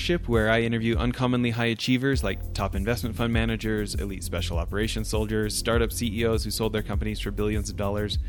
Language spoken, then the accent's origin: English; Alberta, Canada; moved away; also born or lived in Orange County; I grew up in Alberta